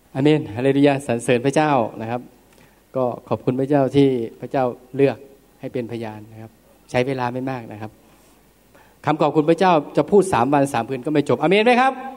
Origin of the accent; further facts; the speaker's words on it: Nakhon Ratchasima, Thailand; ผมนานๆผมจะกลับมาที่โคราชทีหนึ่งครับ บ้านผมอยู่ที่โคราช